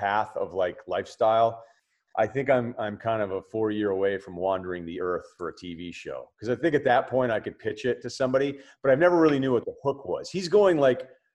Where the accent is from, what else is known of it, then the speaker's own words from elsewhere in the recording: Martha's Vineyard, Massachusetts, United States; growing up in Martha's Vineyard